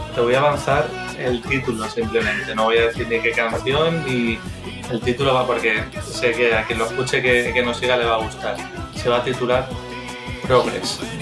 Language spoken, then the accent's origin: Spanish; Valencia, Valencian Community, Spain; somos de, de Valencia